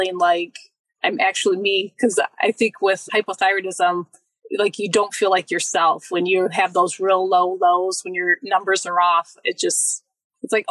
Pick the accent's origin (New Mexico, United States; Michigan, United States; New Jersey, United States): Michigan, United States; close to my parents, my hometown